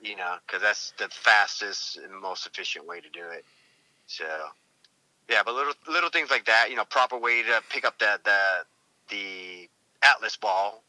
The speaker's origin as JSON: {"language": "English", "region": "New England", "country": "United States", "tie": "born or raised there", "said": "I grew up in that area anyway. All that area up there is pretty, the White Mountains and all that. So I'm from New England."}